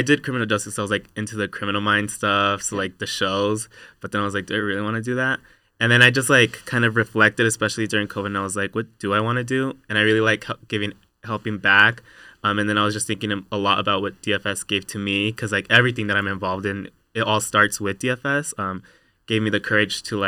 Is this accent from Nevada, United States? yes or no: yes; Reno, Nevada, United States; I was born and raised here in Reno, low income, first generation from a Latino family